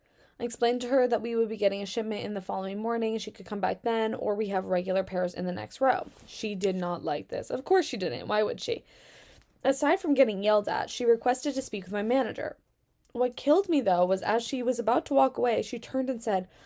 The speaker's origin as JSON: {"language": "English", "region": "Virginia", "country": "United States", "said": "No, I'm from Virginia. You're from Russia."}